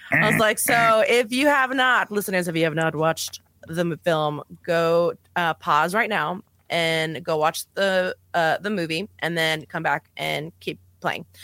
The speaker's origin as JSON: {"language": "English", "town": "El Paso", "region": "Texas", "country": "United States", "tie": "born or raised there", "said": "I'm from El Paso, Texas, and I grew up on the border. I'm Mexican American"}